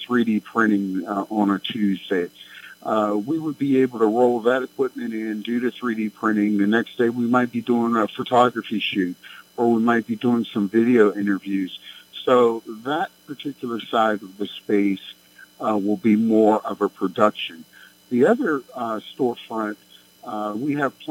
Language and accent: English; Braddock, Pennsylvania, United States; also born or lived in California; I grew up in Braddock